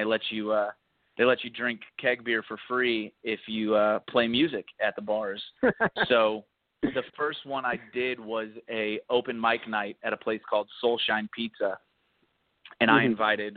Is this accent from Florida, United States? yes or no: no; St. Louis, Missouri, United States; moved away as an adult; now in Nashville, United States; I grew up in St. Louis, Missouri. Went to grade school, high school in St. Louis